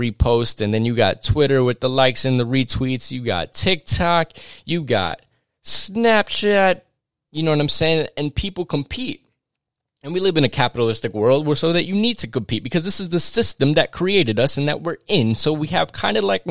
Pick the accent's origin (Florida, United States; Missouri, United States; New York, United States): New York, United States; New York City and Westchester, United States; I grew up in between New York City, going in between New York City and Westchester, New York.